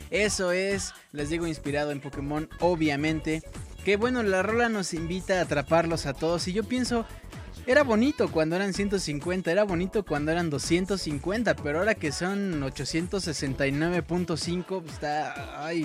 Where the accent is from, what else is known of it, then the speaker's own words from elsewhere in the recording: Morelos, Mexico; now in Medellín, Colombia; Originalmente soy de Morelos, solo que ahora los mando saludar desde Medellín, Colombia.